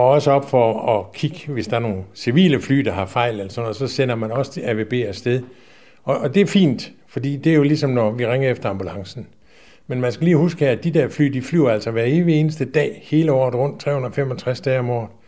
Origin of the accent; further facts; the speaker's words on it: Aarhus, Central Denmark Region, Denmark; vi kommer op fra Aarhus af begge to, okay.